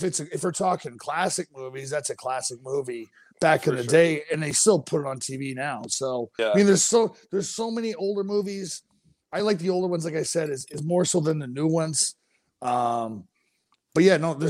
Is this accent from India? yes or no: no; Canada; moved away as an adult; now in United States; growing up in Canada